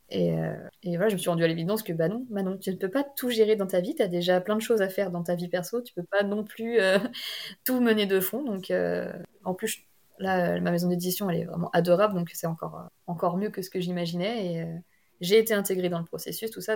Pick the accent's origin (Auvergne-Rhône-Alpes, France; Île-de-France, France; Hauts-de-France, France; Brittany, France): Brittany, France; near Rennes; born or raised there